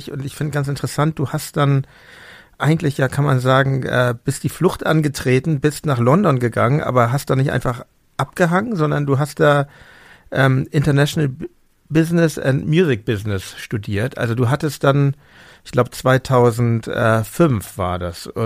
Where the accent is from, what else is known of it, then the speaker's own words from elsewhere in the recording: Hamburg, Germany; Also ich, für mich waren so, ich komme ja aus Hamburg und in den 90ern war Hamburg ja eine ziemlich Hip-Hop-Stadt, ne?